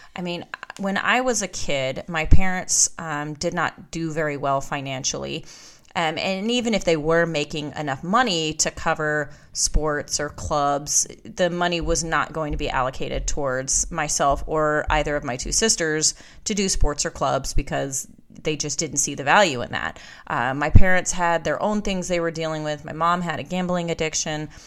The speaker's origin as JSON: {"language": "English", "region": "Alaska", "country": "United States", "tie": "born or raised there", "moved": "yes", "lives_now": "Georgia, United States", "said": "I was born and raised in Alaska"}